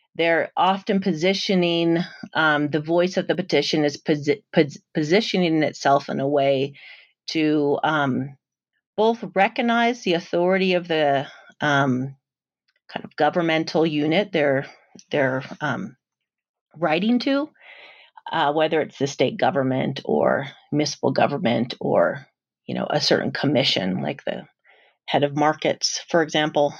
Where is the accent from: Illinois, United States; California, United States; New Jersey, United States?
California, United States; San Jose; I'm a Mexican-American, and I grew up in San Jose, California